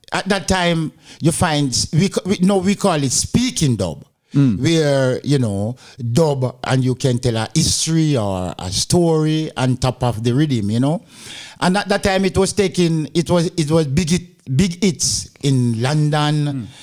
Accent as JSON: {"language": "English", "town": "Montego Bay", "region": "Saint James", "country": "Jamaica", "tie": "born or raised there", "also_born_or_lived": "England", "moved": "as an adult", "lives_now": "Denmark", "said": "I'm from Jama- Jamaica. Yeah, not Kingston, but Montego Bay, Jamaica."}